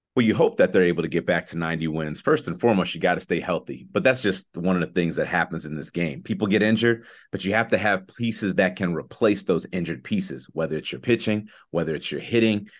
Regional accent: Chicago, Illinois, United States; I'm from Chicago

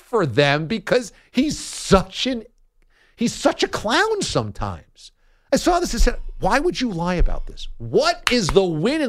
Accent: New York, United States; I went there as a New Yorker

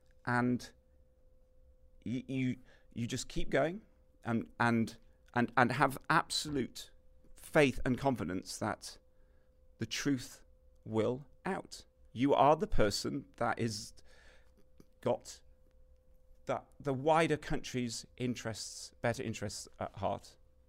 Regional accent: United Kingdom; It's so annoying as a British person. You can't vote in American elections.

